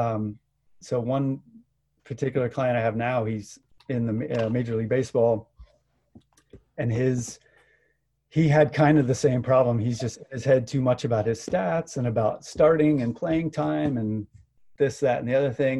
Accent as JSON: {"language": "English", "town": "Gainesville", "region": "Florida", "country": "United States", "tie": "born or raised there", "also_born_or_lived": "South Carolina", "moved": "yes", "said": "I grew up in Gainesville, Florida"}